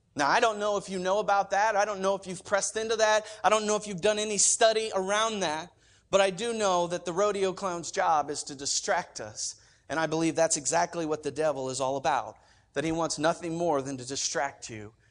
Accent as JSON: {"language": "English", "region": "Oklahoma", "country": "United States", "moved": "yes", "said": "I'm from Oklahoma"}